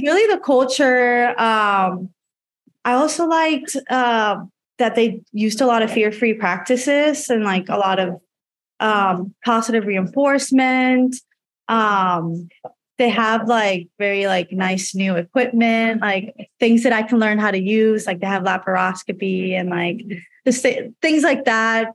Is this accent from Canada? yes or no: no; Puerto Rico; moved away as an adult; also born or lived in Georgia, United States / North Carolina, United States; now in Chicago, United States; I was born and raised in Puerto Rico until I was 18